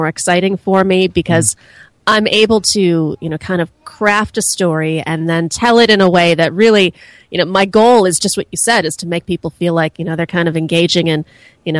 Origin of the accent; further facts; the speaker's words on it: Chicago, Illinois, United States; I am actually from Chicago, the South Side.